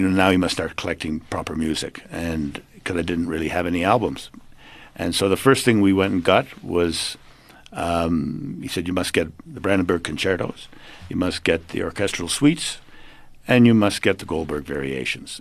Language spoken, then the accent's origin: English; Montreal, Quebec, Canada; moved away as an adult; now in South Africa; born in Canada, Montreal, and, uh, brought up there, went to university there, and came out here in nineteen seventy-five